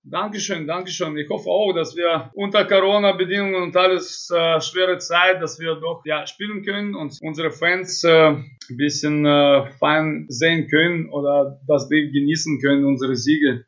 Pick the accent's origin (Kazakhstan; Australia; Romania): Kazakhstan; also born or lived in Iserlohn, Germany; now in Krefeld, Germany; ich bin in Kasachstan geboren und früher war mein Kasachstan Heimat